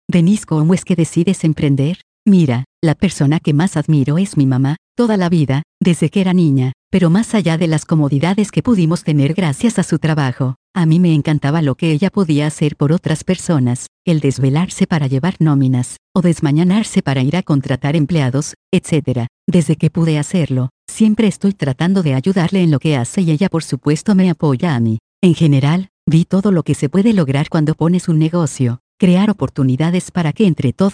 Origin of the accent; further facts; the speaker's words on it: Ciudad Juárez, Chihuahua, Mexico; Nací en Ciudad Juárez, tuve una infancia humilde, crecí en la colonia industrial, prácticamente en el centro de la ciudad.